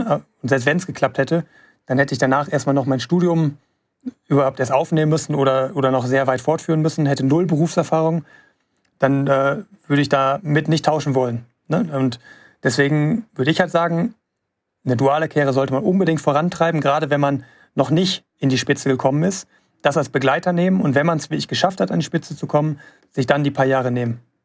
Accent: Gelsenkirchen, North Rhine-Westphalia, Germany; in meiner Heimatstadt da in Gelsenkirchen

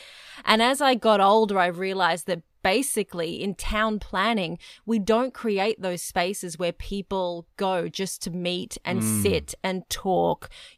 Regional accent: Dandenong, Victoria, Australia; I grew up in Dandenong

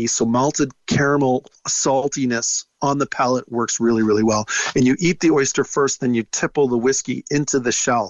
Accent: Toronto, Ontario, Canada; I'm from Toronto, which is a landlocked city.

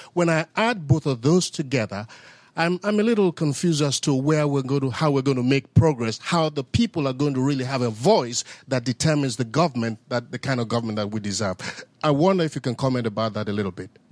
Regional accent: Nigeria; I'm a Nigerian

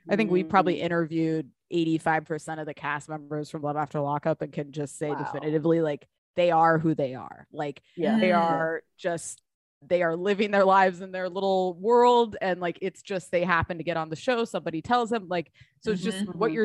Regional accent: Southern California, United States; moved away as an adult; also born or lived in San Diego / Santa Barbara / Tallahassee, Florida; I was raised in Southern California, went to school in Santa Barbara

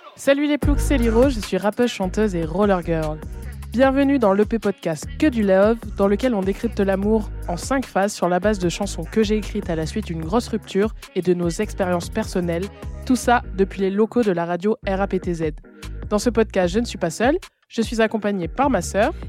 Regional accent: Nîmes, Occitania, France; now in Paris, France; on a grandi à Nîmes

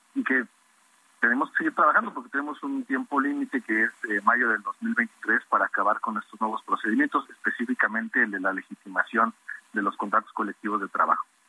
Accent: Mexico; como mexicanos

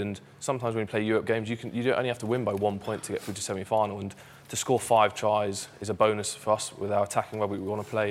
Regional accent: Jersey; moved away; I grew up in Jersey. I'm proud Jerseyman as well as obviously playing for Bath, but um, that's where I'm born

